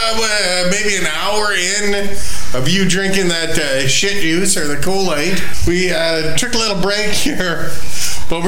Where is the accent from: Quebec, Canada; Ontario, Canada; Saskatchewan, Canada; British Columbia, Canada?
Saskatchewan, Canada; now in Winnipeg, Canada; my home now, but I grew up in Saskatchewan, and I'm a Saskatchewan Rough Rider fan